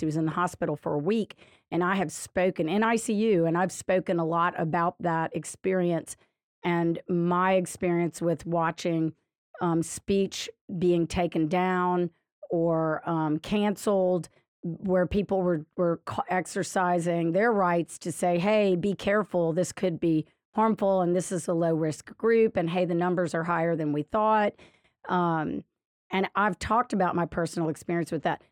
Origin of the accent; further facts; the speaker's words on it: Lafayette, Louisiana, United States; now in Baton Rouge, United States; I grew up in Lafayette and lived most of my life there